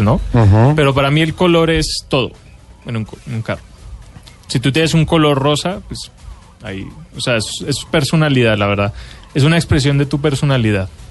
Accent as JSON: {"language": "Spanish", "country": "Colombia", "said": "como colombiano"}